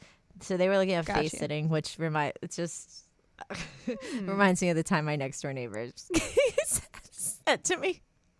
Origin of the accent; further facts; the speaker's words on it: New Jersey, United States; And then my home state of New Jersey was looking up femdom